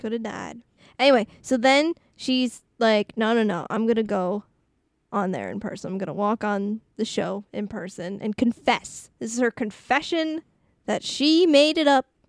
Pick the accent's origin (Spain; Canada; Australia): Canada; I am so French